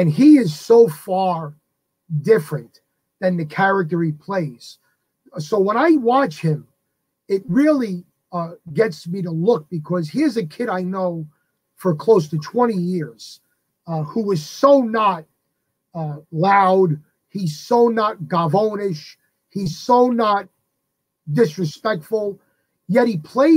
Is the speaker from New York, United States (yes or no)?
yes; New York City, New York, United States; I grew up in the Bronx